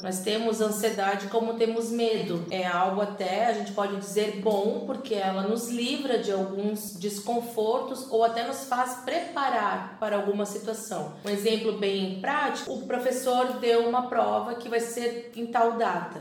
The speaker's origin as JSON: {"language": "Portuguese", "town": "Balneário Camboriú", "region": "Santa Catarina", "country": "Brazil", "said": "Sou de Balneário Camboriú, Santa Catarina"}